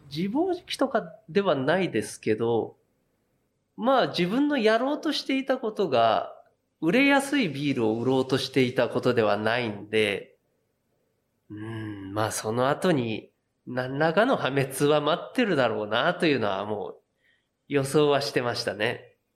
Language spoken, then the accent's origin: Japanese; Yokohama, Kanagawa, Japan; 私横浜出身なんですけど